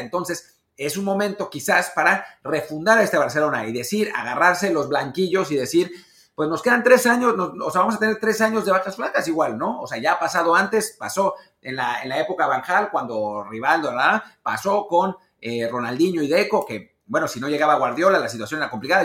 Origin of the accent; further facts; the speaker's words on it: Mexico; como mexicanos, como patriotas y como rancheros